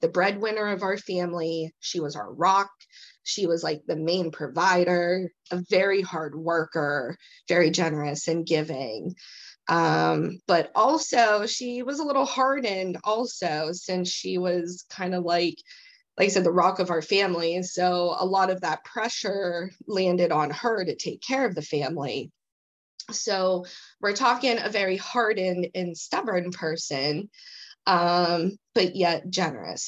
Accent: Dunbar, Pennsylvania, United States; born or raised there; also born or lived in Frostburg, Maryland

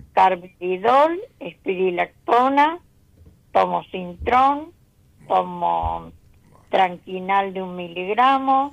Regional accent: Isidro Casanova, Buenos Aires Province, Argentina; Soy de Isidro Casanova.

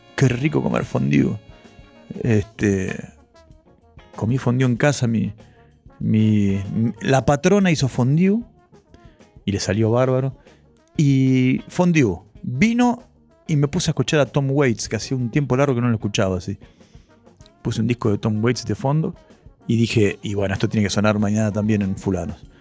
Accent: Ituzaingó, Buenos Aires Province, Argentina; born or raised there

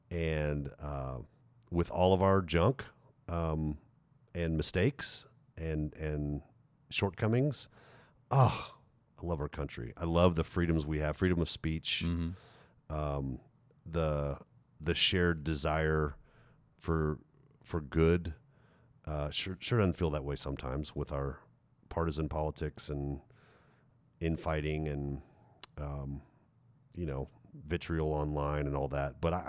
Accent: Germany; now in United States; I think because I grew up in Germany, age 10 through 18.

